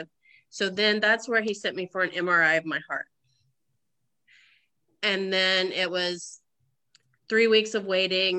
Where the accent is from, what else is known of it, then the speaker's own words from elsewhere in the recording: Oklahoma, United States; moved away; also born or lived in Swayzee, Indiana; I originally from Oklahoma, born and raised in Oklahoma, but all my family is from Indiana, so I'm from Swayze, Indiana